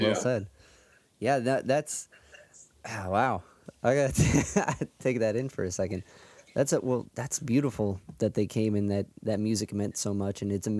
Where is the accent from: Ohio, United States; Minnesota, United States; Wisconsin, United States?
Ohio, United States; Cleveland; I'm from Cleveland.